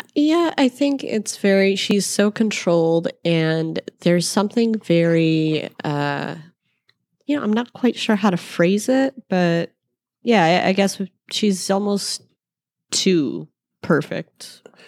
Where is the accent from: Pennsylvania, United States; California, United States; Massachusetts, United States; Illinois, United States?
Illinois, United States; Chicago; we're from Chicago